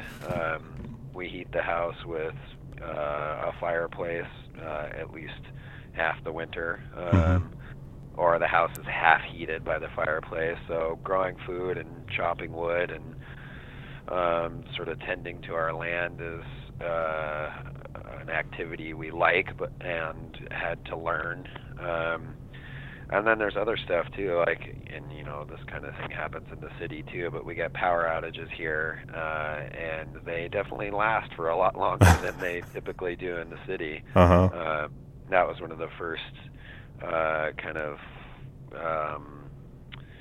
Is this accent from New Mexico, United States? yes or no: yes; Santa Fe, New Mexico, United States; born or raised there; now in Vashon, United States